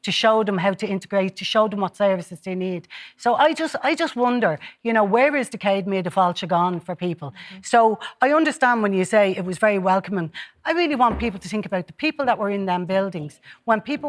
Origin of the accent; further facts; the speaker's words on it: Ireland; as Irish people